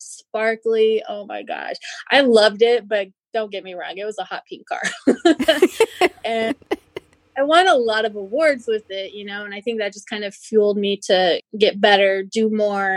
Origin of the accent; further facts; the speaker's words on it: Twin Falls, Idaho, United States; I'm from Twin Falls, Idaho. So it's southern Idaho.